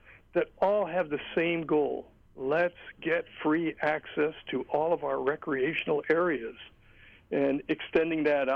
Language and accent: English; Hawaii, United States; I grew up in Hawaii with free access given by our kupuna